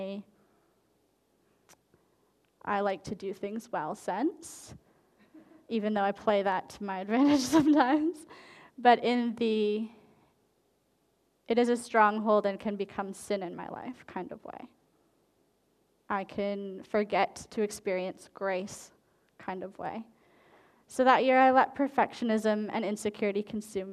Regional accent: Canada; moved away; I lived in French Canada for a while because I'm Canadian

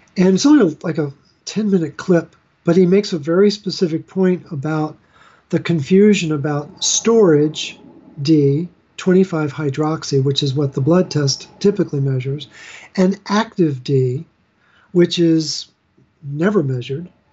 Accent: Baltimore, Maryland, United States; I'm from Baltimore, which is where Hopkins is located

